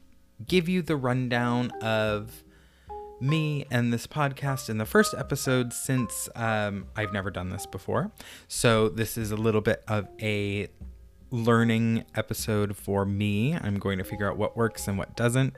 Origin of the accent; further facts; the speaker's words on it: Massachusetts, United States; also born or lived in Brooklyn, New York; now in Phoenix, United States; I'm 31 and I live in Phoenix, Arizona, but I come from Massachusetts by way of Brooklyn, New York.